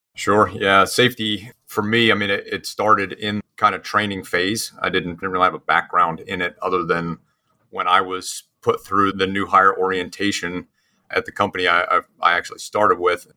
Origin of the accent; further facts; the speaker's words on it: New Jersey, United States; moved away as an adult; also born or lived in Mississippi / Lafayette, Louisiana; now in Houston, United States; I'm actually originally from New Jersey, so I'm a, a transplanted Yankee to the South.